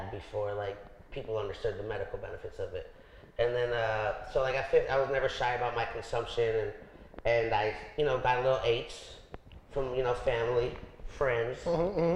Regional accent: Los Angeles, California, United States; I'm a delicate dude from the Valley

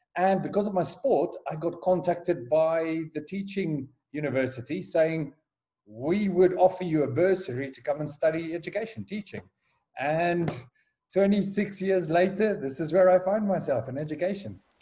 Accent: Johannesburg, Gauteng, South Africa; moved away as an adult; also born or lived in Durban, South Africa / United Kingdom / Kyrgyzstan / Azerbaijan; now in Nigeria; I was born and raised in Johannesburg

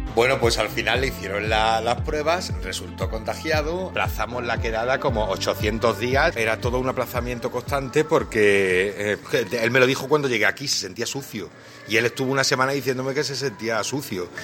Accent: Málaga, Andalusia, Spain; now in Madrid, Spain; Mi confinamiento aquí en Madrid, eh, que yo soy de Málaga

